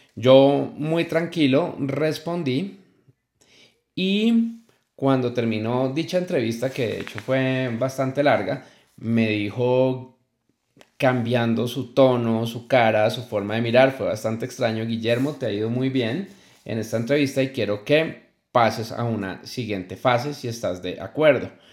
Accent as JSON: {"language": "Spanish", "country": "Colombia", "said": "una empresa muy muy importante en mi país Colombia"}